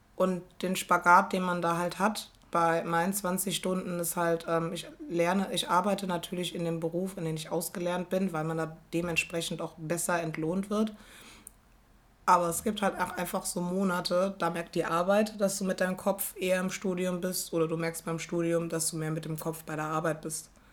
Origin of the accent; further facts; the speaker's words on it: Rhineland-Palatinate, Germany; first language German; moved away as an adult; now in Berlin, Germany; bei uns in Rheinland-Pfalz